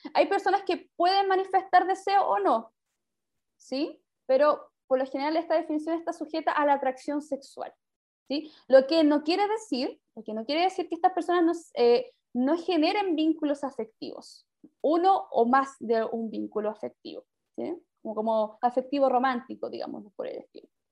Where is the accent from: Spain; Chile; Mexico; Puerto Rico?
Chile; Maipú, Santiago Metropolitan Region; also born or lived in Quinta Normal; criada o criada de toda mi vida, 25 años viví en Maipú